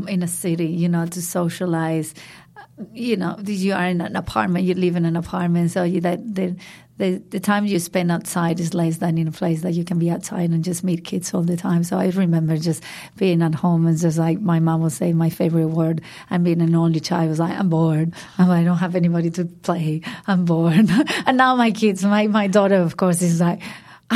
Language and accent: English; Madrid, Community of Madrid, Spain; English is a second language; moved away as an adult; now in Byron Bay, Australia; So I grew up in Madrid, which is the capital of Spain, a big city, and in the center of Madrid